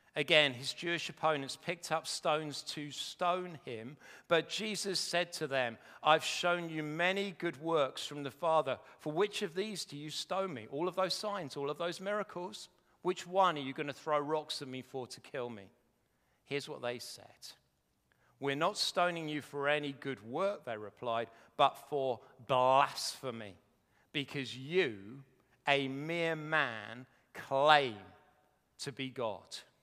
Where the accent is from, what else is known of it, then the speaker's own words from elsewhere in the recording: Welwyn Garden City, East of England, United Kingdom; I come from Welling Garden City